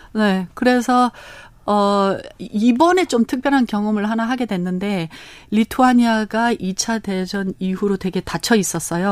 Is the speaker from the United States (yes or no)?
yes; Los Angeles, California, United States; Korean is a second language; moved away as an adult; also born or lived in Korea; now in South Korea; 저희는 캘리포니아 LA에서 태어났습니다